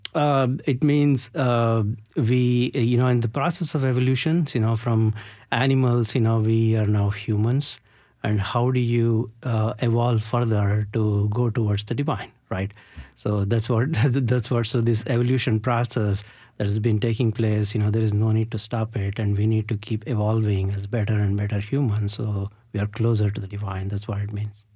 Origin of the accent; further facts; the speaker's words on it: India; growing up in India, you know, during my summer vacations, I always used to visit my grandmom